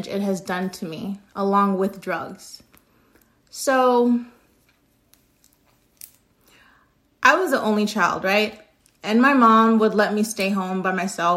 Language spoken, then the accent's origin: English; United States; I know I'm American